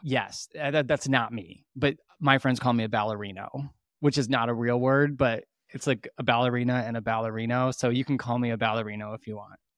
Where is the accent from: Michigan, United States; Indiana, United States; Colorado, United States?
Michigan, United States; Petoskey; also born or lived in California / Chicago; I'm from Petoskey